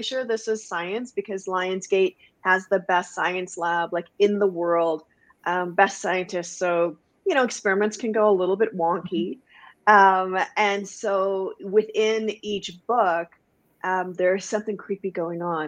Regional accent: Guyana; now in Canada; I was born in Canada, and then when I was 3 weeks old, my family moved back home to Guyana, which is in South America. I grew up there, and then I came back to Canada

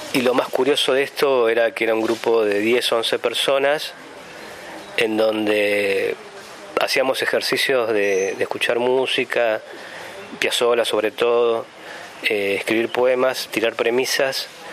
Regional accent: Santa Rosa, La Pampa, Argentina; vivo en La Pampa, nací en Santa Rosa

